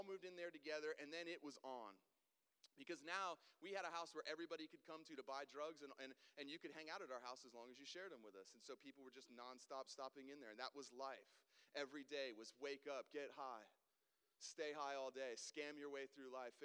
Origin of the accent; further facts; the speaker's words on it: South Florida, United States; moved away as an adult; now in Greenville, United States; I grew up down in South Florida. I lived there until I was 20. I moved here when I was 20 years old to Greenville.